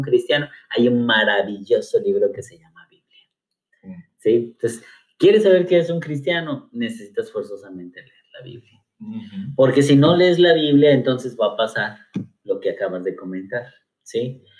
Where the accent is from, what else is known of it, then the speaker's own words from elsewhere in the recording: Cuernavaca, Morelos, Mexico; soy originario de Cuernavaca, Morelos